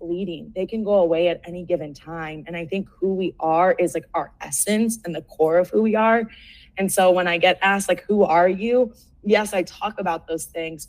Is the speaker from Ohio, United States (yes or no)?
yes; Cleveland, Ohio, United States; moved away as an adult; also born or lived in Seattle; now in Denver, United States; Born and raised in Cleveland, Ohio, went to Ohio State, then traveled to Seattle, then down to Denver